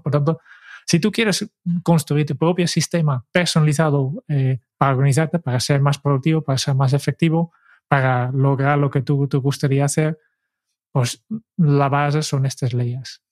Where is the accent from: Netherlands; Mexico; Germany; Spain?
Netherlands; como buen holandés